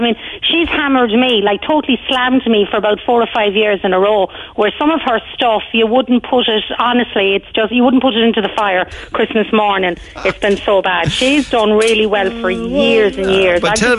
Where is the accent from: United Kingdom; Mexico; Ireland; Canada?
Ireland; moved away as an adult; now in Australia; For me, I suppose it's probably because I was in my 40s when I came, so I'll be 56 next year, so I suppose I'd done like most of my growing up in Ireland anyway